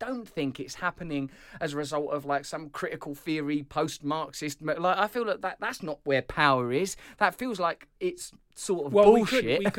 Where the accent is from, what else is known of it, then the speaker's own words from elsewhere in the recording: England, United Kingdom; As an English person, I accept that.